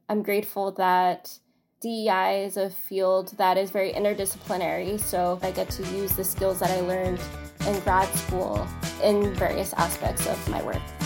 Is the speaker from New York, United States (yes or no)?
yes; New York City, New York, United States; also born or lived in China; I am from Astoria, Queens